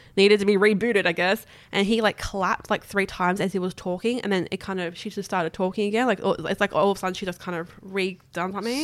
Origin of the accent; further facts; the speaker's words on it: Australia; as Australian